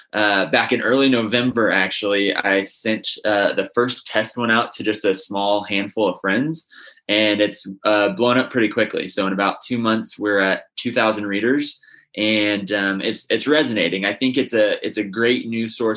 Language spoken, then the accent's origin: English; Northern Indiana, United States; I'm from Northern Indiana. I grew up in a big family of pork producers